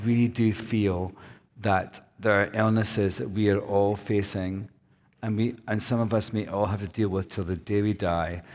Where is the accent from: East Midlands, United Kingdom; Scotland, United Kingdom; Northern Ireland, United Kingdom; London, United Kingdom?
Scotland, United Kingdom; now in United States; I'm from Scotland.